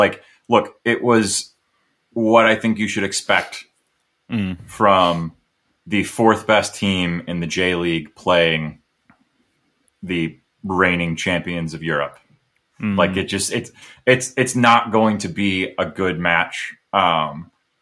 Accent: United States; as an American

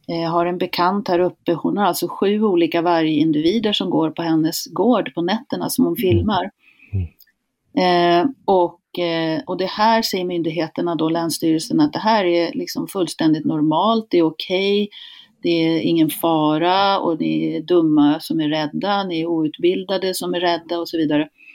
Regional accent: Hälsingland, Gävleborg County, Sweden; also born or lived in Canada; Jag kommer från Hälsingland, här har folk bott i tusentals år

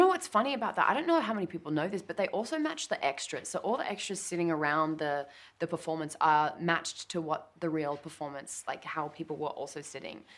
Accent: Australia; I'm Australian

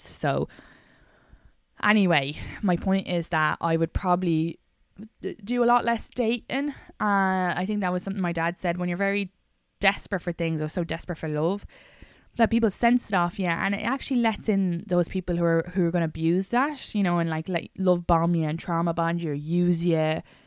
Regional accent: Ireland; now in New York, United States; I'm Irish

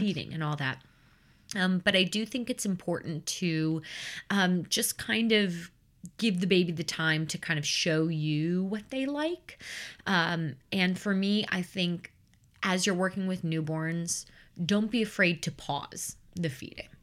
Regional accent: Chicagoland suburbs, Illinois, United States; I grew up in the Chicagoland suburbs.

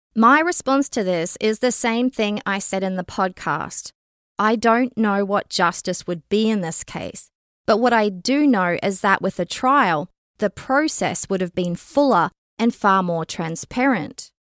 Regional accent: Canada; as a Canadian citizen and member of the general public

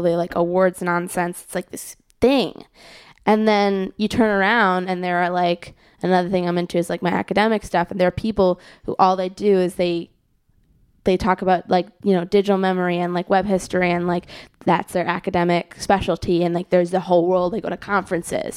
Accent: Skokie, Illinois, United States; moved away; my house in Skokie

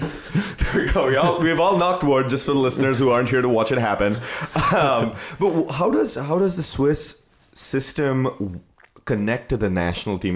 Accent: India; moved away as an adult; now in United States; growing up in India

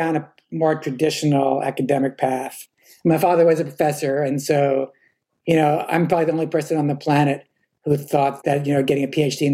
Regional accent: New York City, New York, United States; I grew up in Morningside Heights

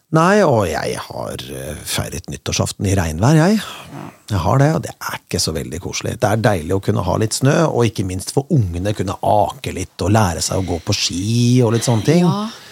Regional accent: Kongsberg, Buskerud, Norway; moved away as an adult; now in Bergen, Norway; jeg kommer fra Kongsberg

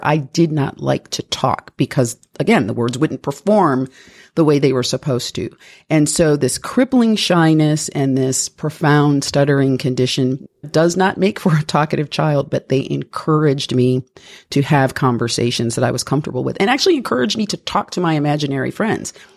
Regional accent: Toledo, Ohio, United States; I was Born and raised in Toledo, Ohio

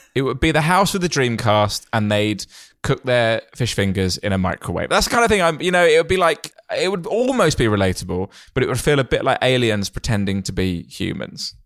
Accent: Kent, South East England, United Kingdom; when I was growing up in Kent

